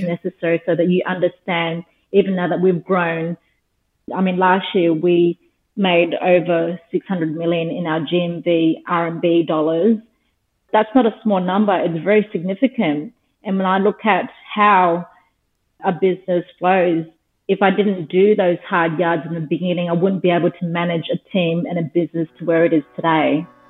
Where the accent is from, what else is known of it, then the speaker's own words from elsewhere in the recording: Darwin, Northern Territory, Australia; now in Sydney, Australia; I was born and raised in Darwin, the Northern Territory